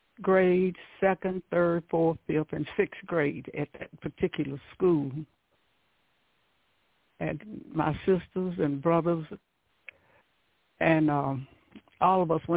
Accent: Gaston, Alabama, United States; I grew up in a place called Gaston, Alabama.

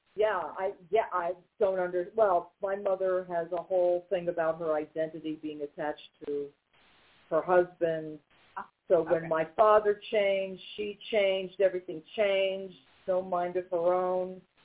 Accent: New York, United States; now in North Carolina, United States; we're originally from New York

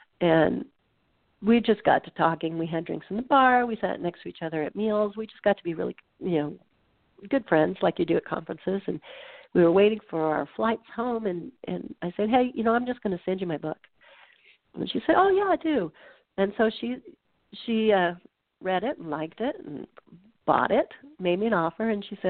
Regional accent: Nebraska, United States; I'm not a conservationist because, you know, I'm from Nebraska.

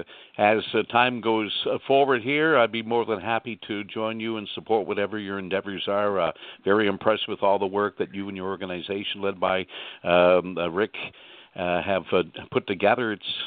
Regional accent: Halifax, Nova Scotia, Canada; now in St. John's, Canada; I was born and raised in Halifax.

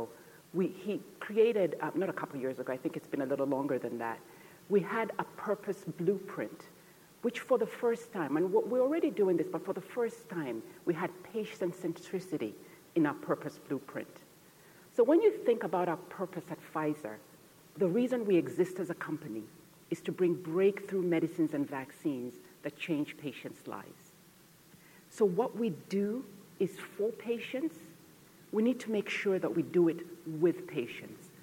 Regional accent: Côte d’Ivoire; moved away; also born or lived in Uganda; I was born in Uganda, and we fled Uganda during the Idi Amin era, and we resettled in Cote d'Ivoire, which is Western Africa

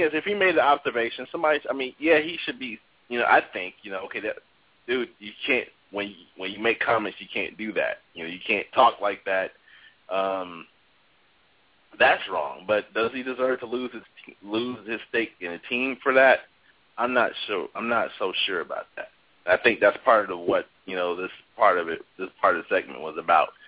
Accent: Chicago, Illinois, United States; I grew up on the South Side of Chicago, um, which was majority African American

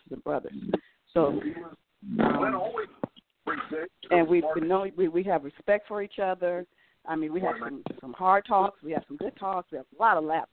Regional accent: Chicago, Illinois, United States; moved away as an adult; now in Atlanta, United States; I'm originally from Chicago. I live in Atlanta now and have been there for almost 30 years, but I do go home a lot.

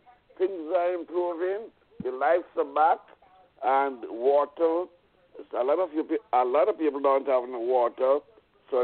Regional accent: India; I'm from India. I was there.

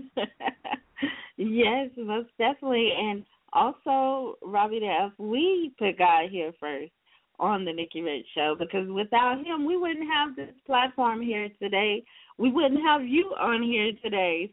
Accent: Seneca, South Carolina, United States; my home state, South Carolina, especially the upstate as well, because you know I'm from Seneca, South Carolina

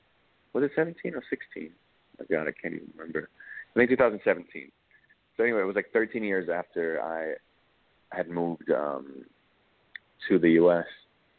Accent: Dusseldorf, North Rhine-Westphalia, Germany; also born or lived in Berlin; now in United States; And Berlin was the city that I came from. I grew up in Dusseldorf, West Germany

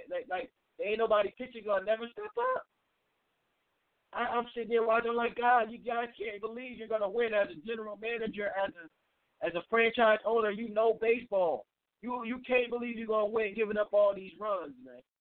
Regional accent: Cleveland, Ohio, United States; I'm from Cleveland, and those who are on the line, I know they puzzled man, how can you be from Cleveland and, and like the Yankees? Well, my mom is from NYC.

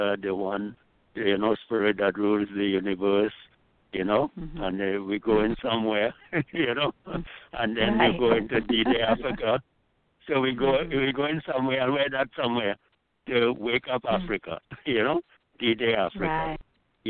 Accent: Trinidad & Tobago; I grew up with in Trinidad

